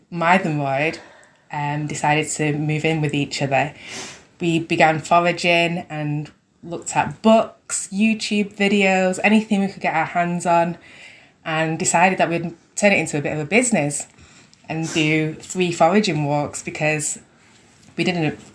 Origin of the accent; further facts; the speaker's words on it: Manchester, North West England, United Kingdom; moved away; I had such a sheltered life growing up in Manchester